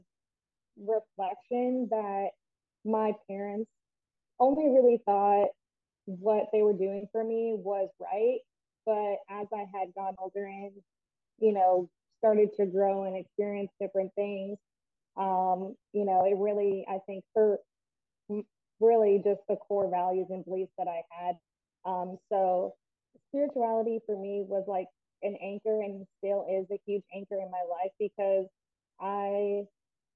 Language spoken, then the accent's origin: English; Port Charlotte, Florida, United States; also born or lived in Orlando, Florida / Utah; I grew up actually here in Fort Charlotte, Florida